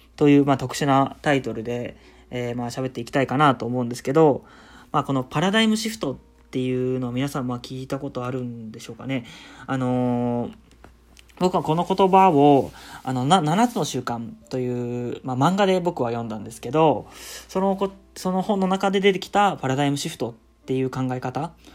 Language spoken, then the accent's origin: Japanese; Shizuoka, Japan; 僕、まあ、静岡県出身